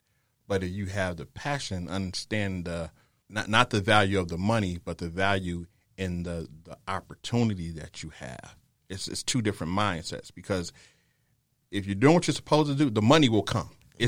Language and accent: English; Detroit, Michigan, United States; now in San Antonio, United States; I'm originally from Detroit. That's my home.